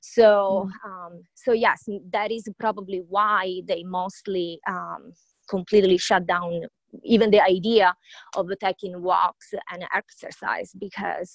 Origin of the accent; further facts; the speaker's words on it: Sicily, Italy; now in Whidbey Island, United States; I was born and raised in Sicily, so south of Italy.